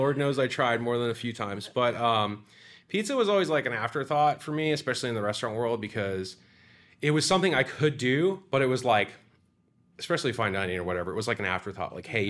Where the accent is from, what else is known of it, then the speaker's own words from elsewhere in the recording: Sarasota, Florida, United States; So for the record, yes, I was born in Sarasota, Florida, to a family that was in the Ringling Brothers Circus. That's why I'm in Sarasota, Italian American. Performing family, Human Cannonball, my grandfather's side.